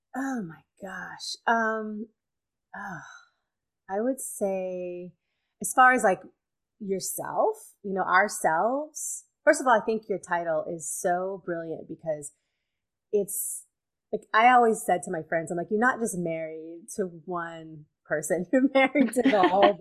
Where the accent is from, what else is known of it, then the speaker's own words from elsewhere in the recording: Louisiana, United States; moved away as an adult; also born or lived in Alabama; I grew up in Louisiana, and when I graduated high school, I couldn't leave fast enough